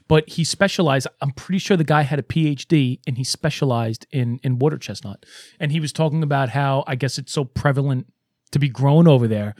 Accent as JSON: {"language": "English", "town": "New York City", "region": "New York", "country": "United States", "said": "I'm an Italian from Brooklyn"}